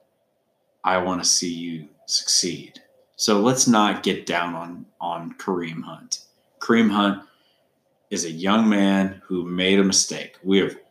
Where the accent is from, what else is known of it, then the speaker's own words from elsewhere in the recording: Indianapolis, Indiana, United States; also born or lived in Carmel, Indiana; I was born in Indianapolis and just actually born in Carmel, Indiana, because that's where the hospital was, but Indianapolis native